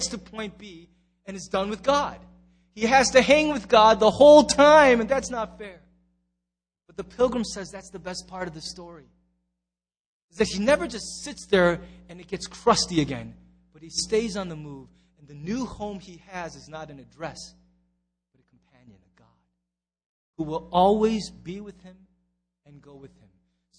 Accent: United States; as an American.

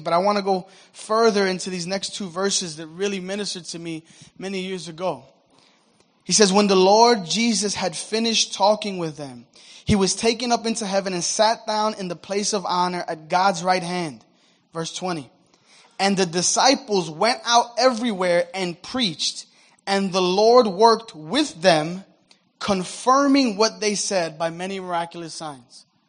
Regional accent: United States; I'm American, I'm a Christian, but I'm not a former Muslim

